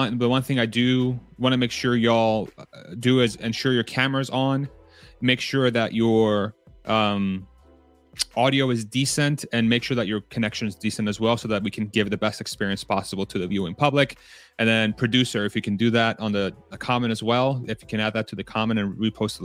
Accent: Texas, United States; I'm Texan

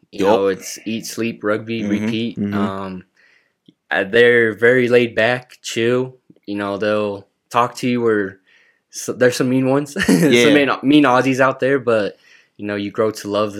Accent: Kearns, Utah, United States; From Kearns, Utah

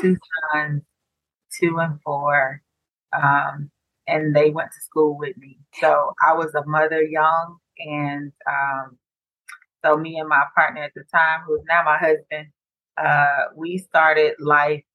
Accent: Decatur, Georgia, United States; also born or lived in Atlanta; I'm from Atlanta, you know, grew up in Decatur, went to school here, went to college here

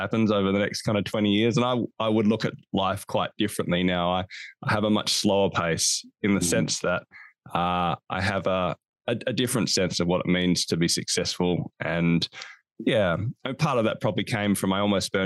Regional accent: Australia; also born or lived in Hobart, Tasmania; you can hear my accent. I'm from Australia. I live in a place called Hobart, Tasmania.

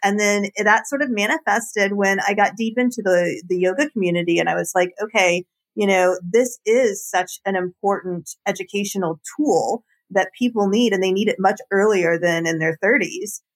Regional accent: Marietta, Georgia, United States; also born or lived in Austin; I grew up in Marietta, Georgia

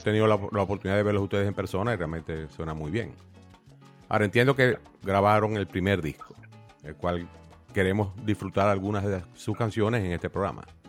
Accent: Venezuela; moved away; Yo crecí en la casa de mi abuela, eh, en mi ciudad natal en Venezuela.

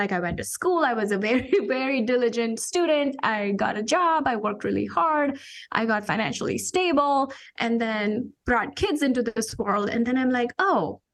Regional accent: India; moved away as an adult; I'm an immigrant. I came from India 20 some years ago for my master's degree in engineering

